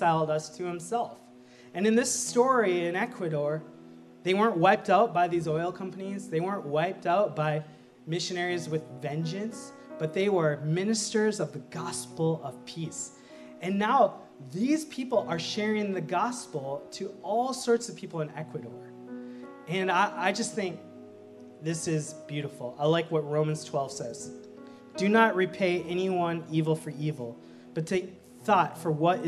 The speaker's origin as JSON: {"language": "English", "region": "Minnesota", "country": "United States", "tie": "born or raised there", "said": "I was born in Minnesota. I'm the only one in my family born in Minnesota"}